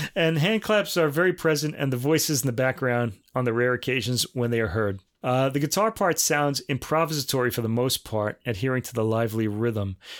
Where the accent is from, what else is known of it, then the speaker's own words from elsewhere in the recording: United States; we Americans